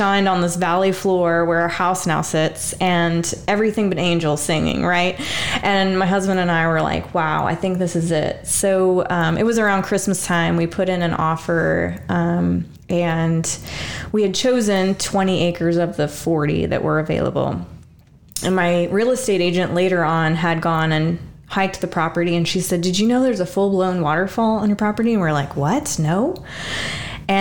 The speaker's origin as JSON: {"language": "English", "region": "Kansas", "country": "United States", "tie": "born or raised there", "also_born_or_lived": "Virginia / Germany", "moved": "as an adult", "said": "I'm originally from Kansas, so, you know, your first duty station was Virginia, and then we moved to Germany. It was very, like, at 21, to experience a foreign country when you're from the Midwest and never really left your hometown"}